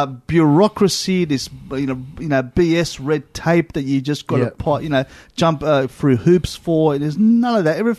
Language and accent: English; Australia; we're from Australia